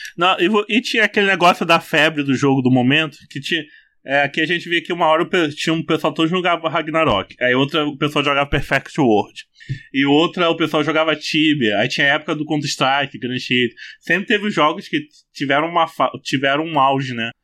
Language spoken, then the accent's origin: Portuguese; interior of Rio de Janeiro, Brazil; já sou do interior do Rio de Janeiro.